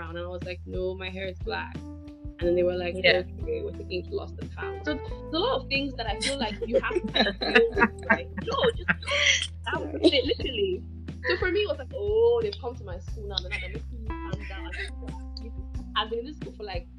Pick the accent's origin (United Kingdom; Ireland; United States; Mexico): United Kingdom; Scotland; moved away; also born or lived in Nigeria; I actually grew up in Scotland